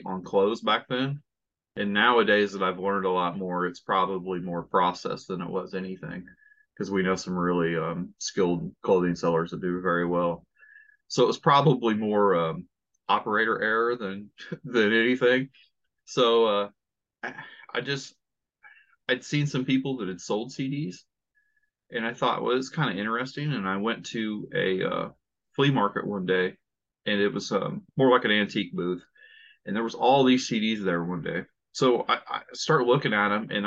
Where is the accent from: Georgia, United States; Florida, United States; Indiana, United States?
Indiana, United States; I'm from Indiana